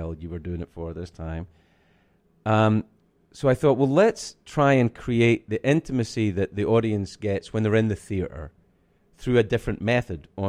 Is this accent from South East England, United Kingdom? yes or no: no; Scotland, United Kingdom; I'm from Scotland.